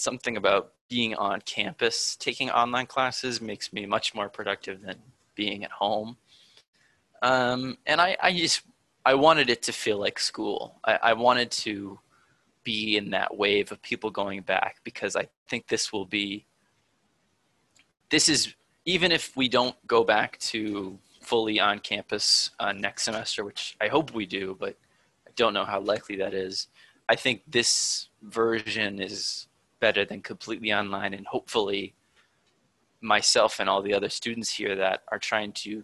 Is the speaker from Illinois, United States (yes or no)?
no; Attleboro, Massachusetts, United States; I'm from Attleboro, which is southeast Massachusetts, like 25 minutes from Providence and an hour from Boston